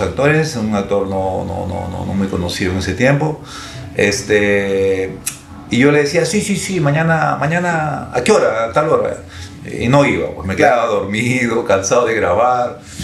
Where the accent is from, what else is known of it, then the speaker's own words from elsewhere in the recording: Lima, Peru; soy de Lima